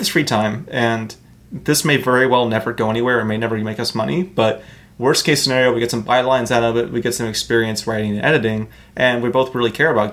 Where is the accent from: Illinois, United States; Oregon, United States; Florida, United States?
Oregon, United States; Portland; also born or lived in Eugene; decided to go back to the rich landscape of Portland, my hometown, live with my mom